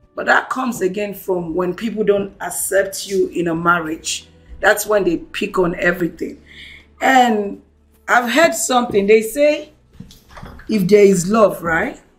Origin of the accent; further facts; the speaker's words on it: Lagos, Nigeria; I'm born and raised in Lagos